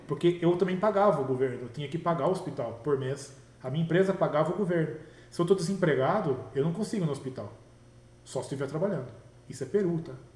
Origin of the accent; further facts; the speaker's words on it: Brazil; moved away; also born or lived in Peru; somos nós brasileiros